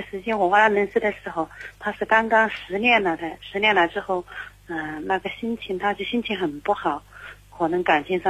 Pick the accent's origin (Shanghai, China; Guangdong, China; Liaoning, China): Guangdong, China; Zhaoqing; 我是嗯，广东肇庆的。